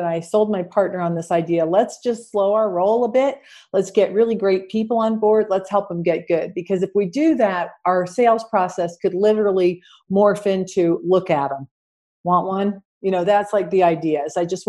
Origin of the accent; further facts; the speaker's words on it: Salt Lake City, Utah, United States; moved away as an adult; I was born in Utah. I'm a Utahn